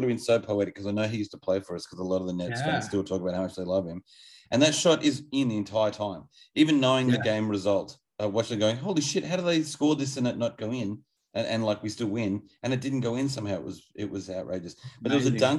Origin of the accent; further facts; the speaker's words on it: Australia; as an Australian person